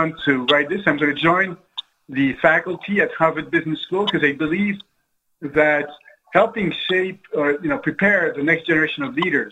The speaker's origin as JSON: {"language": "English", "country": "France", "tie": "born or raised there", "moved": "yes", "lives_now": "United States", "said": "I didn't grow up in this country. I grew up in France."}